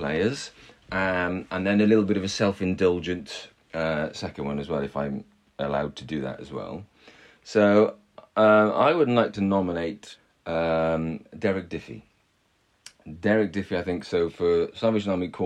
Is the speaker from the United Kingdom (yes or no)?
yes; Welsh, Wales, United Kingdom; I'm Welsh